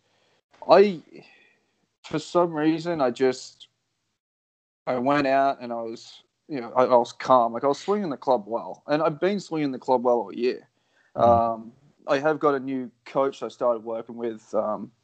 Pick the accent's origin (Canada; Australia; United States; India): Australia; I'm the Australian version